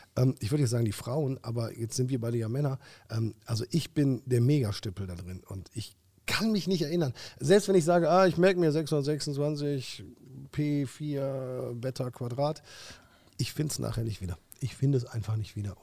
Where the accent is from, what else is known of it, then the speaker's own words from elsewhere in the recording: Germany; Wir sind ja auch Deutsche